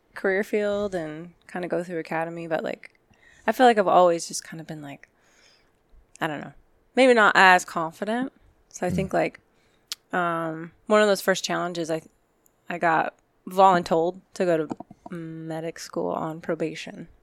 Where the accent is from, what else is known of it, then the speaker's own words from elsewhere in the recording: Glendale, Arizona, United States; I grew up in Glendale